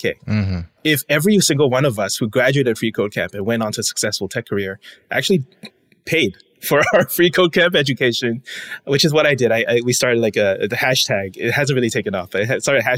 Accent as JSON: {"language": "English", "country": "Singapore", "tie": "born or raised there", "moved": "as an adult", "lives_now": "United States", "said": "I'm born and raised in Singapore, came to the States for college"}